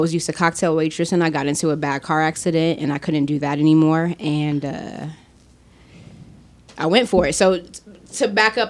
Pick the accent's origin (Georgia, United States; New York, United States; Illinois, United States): Illinois, United States; Chicago; I'm from Chicago, South Side